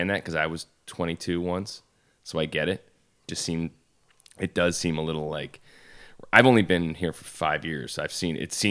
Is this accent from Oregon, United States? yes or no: no; Syracuse, New York, United States; In Syracuse.